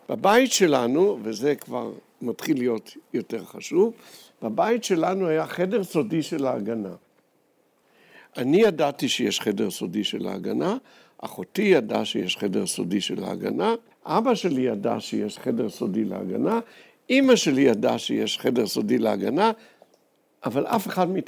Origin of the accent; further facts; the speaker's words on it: Jerusalem, Jerusalem District, Israel; moved away as an adult; also born or lived in Ein Gev; אני נולדתי בירושלים, אני שייך למיעוט במדינת ישראל אה, שהולך ונמוג.